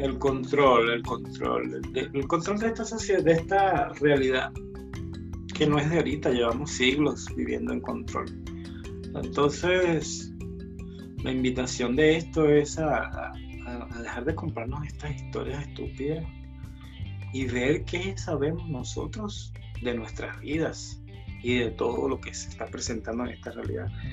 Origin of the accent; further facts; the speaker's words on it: Chile; soy de Chile